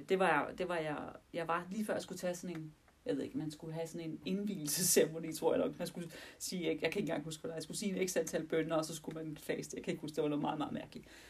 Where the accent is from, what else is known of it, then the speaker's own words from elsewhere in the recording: Denmark; vi er danskere, og vi anser os for at være et kristent land